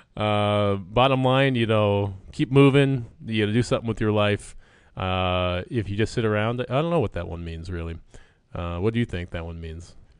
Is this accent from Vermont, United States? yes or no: yes; Vermont, United States; I grew up in Vermont.